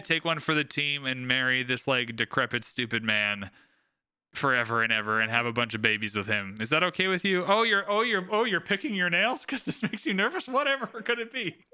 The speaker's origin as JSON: {"language": "English", "country": "Canada", "said": "We're both Canadian"}